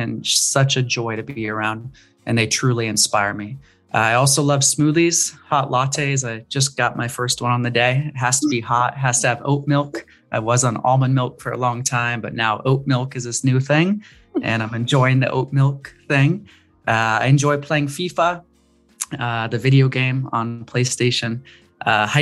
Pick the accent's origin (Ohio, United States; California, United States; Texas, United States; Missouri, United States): California, United States; Ojai; moved away as an adult; also born or lived in Philadelphia, Pennsylvania / Silicon Valley, California; now in Los Angeles, United States; I'm from Ojai, California